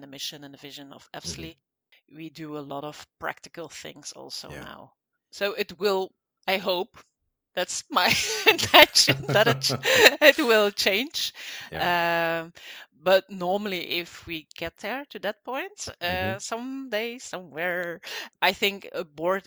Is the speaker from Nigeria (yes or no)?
no; Belgium; I'm from Belgium